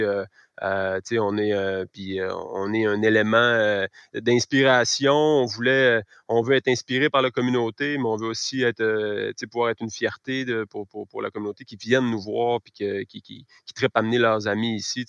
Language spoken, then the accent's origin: French; Caplan, Quebec, Canada; moved away; also born or lived in Rosemont, Montreal; je suis natif de Caplan. Je suis revenu euh, m'établir ici il y a deux ans